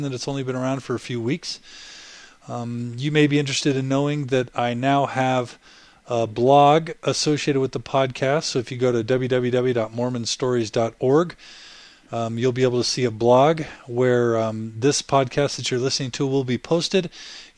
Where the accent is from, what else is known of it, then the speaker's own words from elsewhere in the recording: Katy, Texas, United States; I grew up with Tina in Katy, Texas